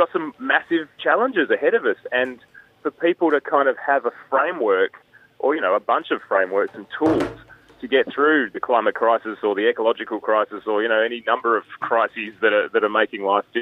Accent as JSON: {"language": "English", "region": "Northern Territory", "country": "Australia", "tie": "born or raised there", "said": "I was born in the Northern Territory in 1983 to an American mother who ran away from the Cold War"}